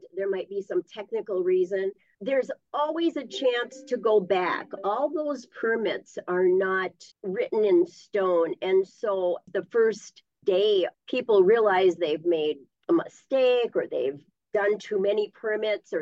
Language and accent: English; Isabella, Minnesota, United States; I was born and raised in the Northwoods in Isabella